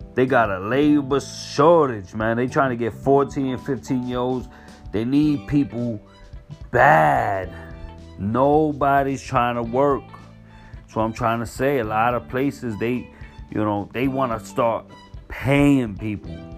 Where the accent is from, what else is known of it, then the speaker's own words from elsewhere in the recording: New York City, New York, United States; being a New Yorker, being here when the towers hit, being in Manhattan when they hit. I was in Manhattan in school, in high school